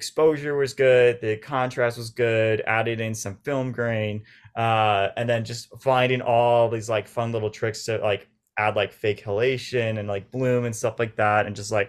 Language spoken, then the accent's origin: English; Orange County, California, United States; Orange County. So it was like an hour and a half, but it's so different.